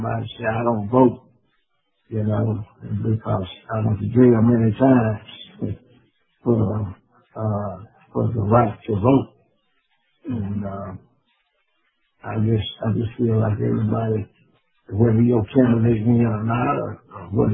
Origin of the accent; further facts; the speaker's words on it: Chilton County, Alabama, United States; when I grew up in Chilton County, we only had one black school